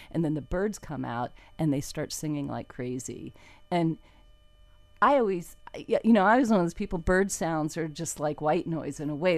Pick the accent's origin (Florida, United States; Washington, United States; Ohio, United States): Florida, United States; Fort Lauderdale; also born or lived in Ocala, Florida; I grew up in Wilton Manors on a little dirty little canal